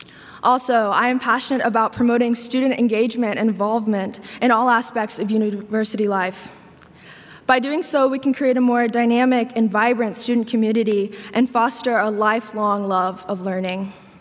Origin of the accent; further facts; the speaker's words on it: Northern Kentucky, United States; I'm from Northern Kentucky